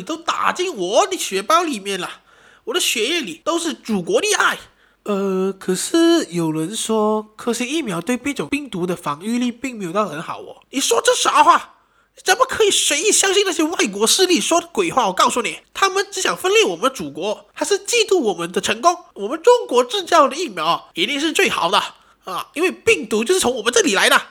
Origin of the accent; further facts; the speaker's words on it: Malaysia; 不，我还是马来西亚人